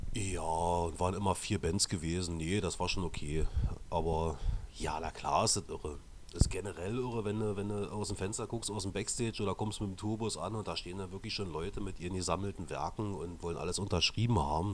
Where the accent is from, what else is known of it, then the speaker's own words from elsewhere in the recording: East Germany, Germany; mich als Ossi